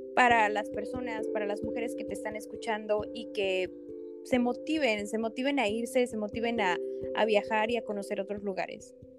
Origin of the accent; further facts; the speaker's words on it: Mexico; como mexicanos, como latinos